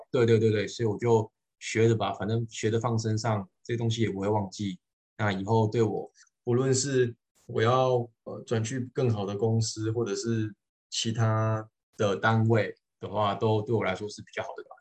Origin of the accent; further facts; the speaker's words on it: Changhua, Changhua County, Taiwan; moved away as an adult; also born or lived in Taipei, Taiwan; now in Guangdong, China; 我不是台北人，我彰化人，等于我是北上，北上工作